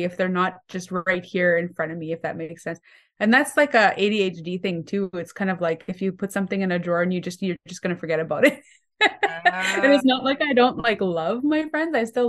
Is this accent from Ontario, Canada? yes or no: no; Manitoba, Canada; So I'm Cree from Missipi State Cree Nation. I grew up pretty much moving all over Manitoba, all the northern communities.